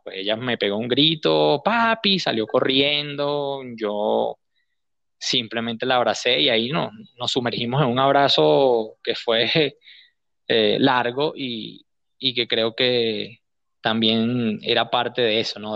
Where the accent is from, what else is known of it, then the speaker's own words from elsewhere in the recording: Guárico, Venezuela; also born or lived in Caracas / Aragua; Nací en Caracas, pero me, he criado toda mi vida, eh, crecí, me formé, en el estado Guárico